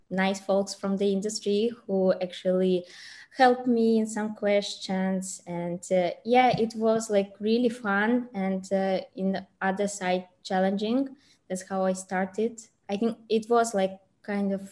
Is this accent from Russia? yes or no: yes; Russia; moved away as an adult; also born or lived in China; I actually was studying in China and I'm from Russia